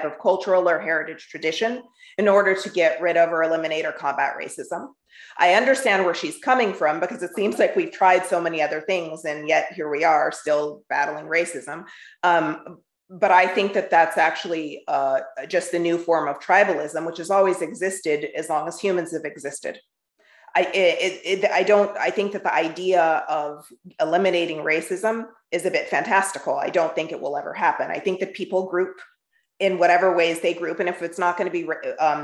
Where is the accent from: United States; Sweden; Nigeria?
United States; Southern California; now in Philadelphia, United States; I'm from born and raised in Southern California. I speak how people in Southern California speak. I now live in Philly.